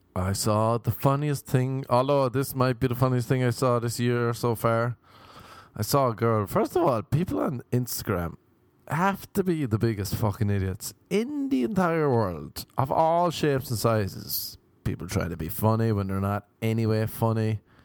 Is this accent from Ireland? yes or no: yes; Ireland; now in Los Angeles, United States; growing up in Ireland